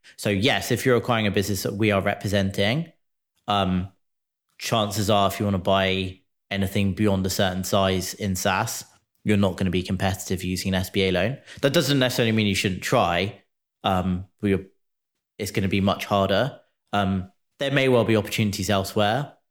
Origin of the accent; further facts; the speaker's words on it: United Kingdom; now in United States; As a Brit living in the U S